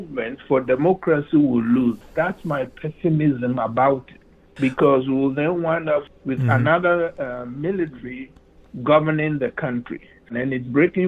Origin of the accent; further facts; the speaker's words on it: Ghana; moved away as an adult; now in United States; When I was born in Ghana, Ghana was the Gold Coast